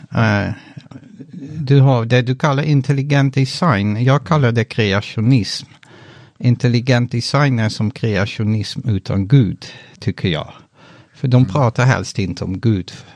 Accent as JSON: {"language": "Swedish", "country": "Netherlands", "also_born_or_lived": "Utrecht, Netherlands / northern Sweden", "moved": "as an adult", "lives_now": "Sweden", "said": "mitt hemland Nederländerna"}